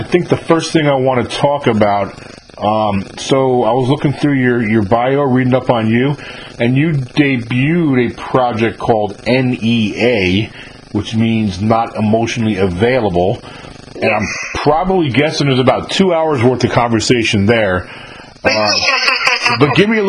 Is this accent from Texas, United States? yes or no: no; New York, United States; moved away as an adult; also born or lived in California; now in near New Orleans, United States; I'm from New York originally, but I actually moved to California in my 20s